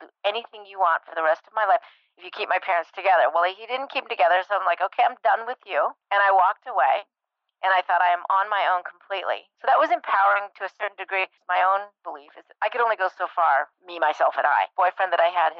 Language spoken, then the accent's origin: English; Breckenridge, Colorado, United States; I grew up in Breckenridge, Colorado